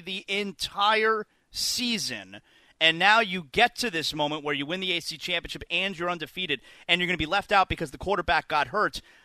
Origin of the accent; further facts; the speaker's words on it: South Florida, United States; I grew up here in South Florida